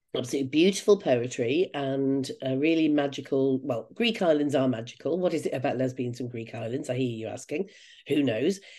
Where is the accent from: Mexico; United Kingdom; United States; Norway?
United Kingdom; I'm a Brit.